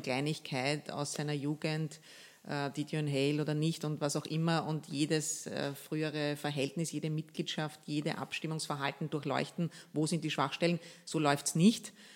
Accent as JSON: {"language": "German", "region": "Lower Austria", "country": "Austria", "tie": "born or raised there", "moved": "as an adult", "lives_now": "Vienna, Austria", "said": "wir sind ja beide in Niederösterreich aufgewachsen"}